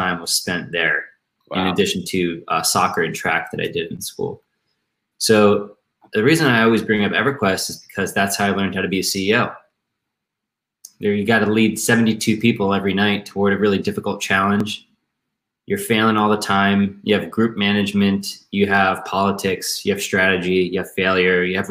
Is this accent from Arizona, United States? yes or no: no; Maryland, United States; I'm from Maryland, the suburbs of Maryland